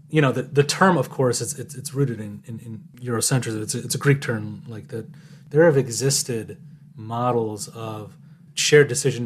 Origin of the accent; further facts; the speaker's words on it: Iran; now in United States; I was born in Iran